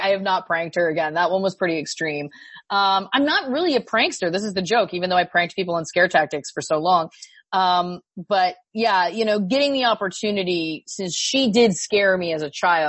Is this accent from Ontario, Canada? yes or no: yes; Belleville, Ontario, Canada; born or raised there